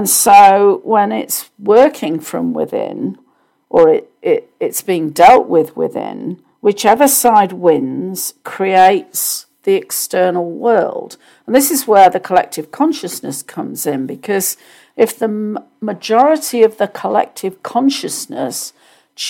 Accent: United Kingdom; I grew up in the Church of England in the UK.

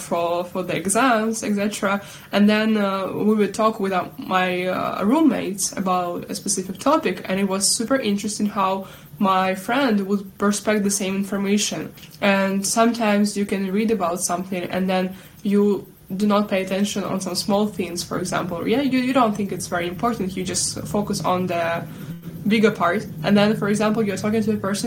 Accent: Sumy, Sumy Oblast, Ukraine; also born or lived in Kyiv; So Sumy, my native city Sumy

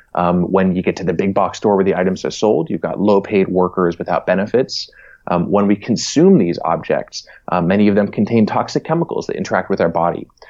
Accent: New Hampshire, United States; moved away as an adult; also born or lived in New York City; now in Berkeley, United States; I'm originally from the East Coast, from New England. Uh, grew up in New Hampshire

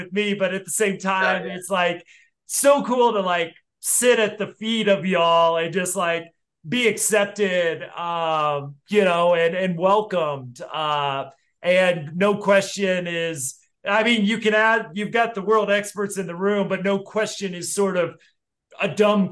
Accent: Denver, Colorado, United States; my hometown of Denver

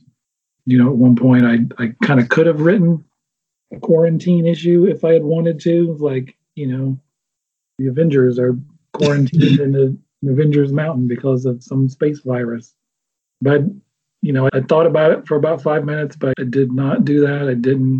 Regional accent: Alabama, United States; I'm from Alabama

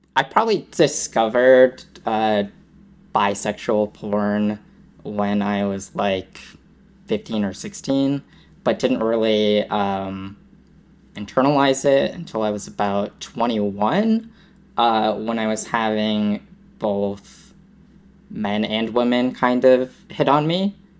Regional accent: Massachusetts, United States; born and raised in Massachusetts

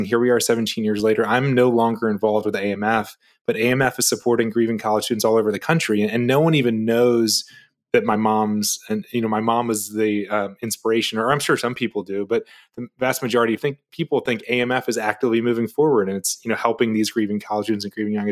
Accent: Raleigh, North Carolina, United States; moved away as an adult; I grew up in Raleigh, North Carolina

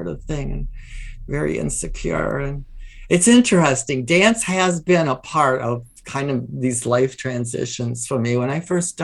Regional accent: Michigan, United States; moved away; also born or lived in Chicago; I was back in my hometown in Michigan there

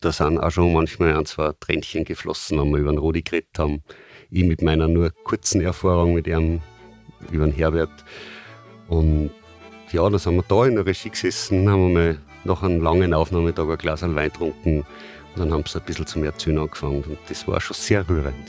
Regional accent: Austria; bei uns in Österreich

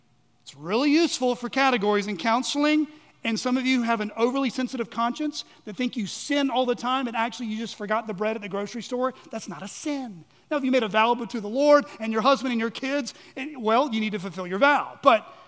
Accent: United States; We are American citizens. Thank God for this country. Thank God for our freedoms. Thank God we were born here.

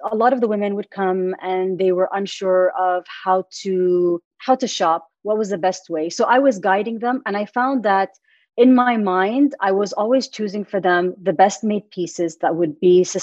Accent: Middle East, Saudi Arabia; moved away as an adult; I am Saudi American. Lived all my life in the Middle East up until 2016.

